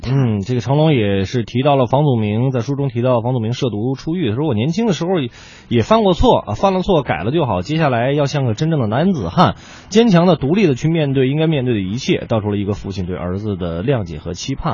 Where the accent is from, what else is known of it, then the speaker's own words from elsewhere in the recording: Beijing, China; accent: Beijing dialect; 咱们北京话